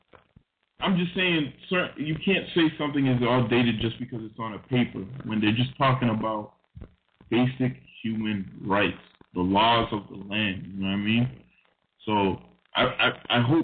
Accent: Somerville, Massachusetts, United States; moved away; also born or lived in Boston; I'm from Boston. You know, I'm originally from Somerville, Massachusetts

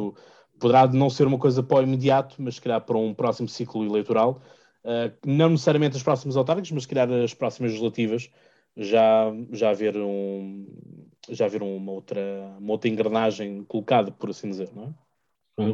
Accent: Margem Sul, Setúbal Peninsula, Portugal; eu sou aqui da Margem Sul

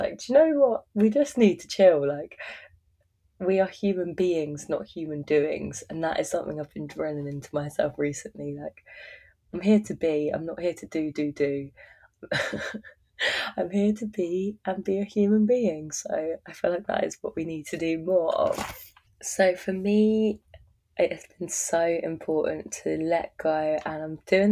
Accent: Surrey, South East England, United Kingdom; moved away as an adult; now in Byron Bay, Australia; my hometown in Surrey in England

